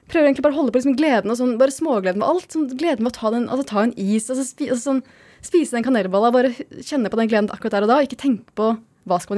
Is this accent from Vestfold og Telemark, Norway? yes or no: yes; Vestfold og Telemark, Norway; now in Oslo, Norway; jeg er fra Telemark, så jeg har oppdaga Telemark siste hvor fint og frodig og flott det kan være